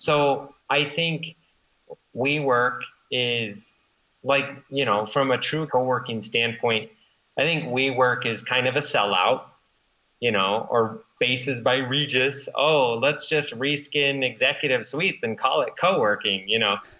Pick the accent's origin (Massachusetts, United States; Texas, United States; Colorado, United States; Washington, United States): Colorado, United States; Boulder; I grew up in Boulder